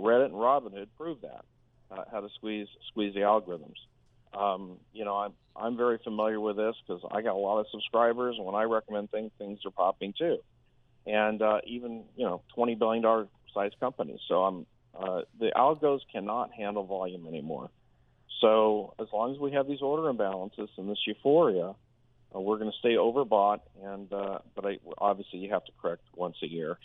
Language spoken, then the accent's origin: English; Berkeley, California, United States; moved away; I'm from Berkeley, California originally